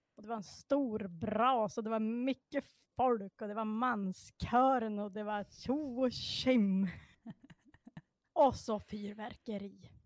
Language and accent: Swedish; Sorsele, Västerbotten County, Sweden; jag är ju då från Sorsele